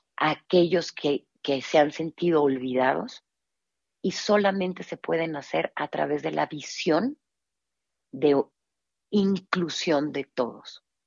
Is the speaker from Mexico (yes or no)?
yes; Mexico; nuestra identidad como mexicanos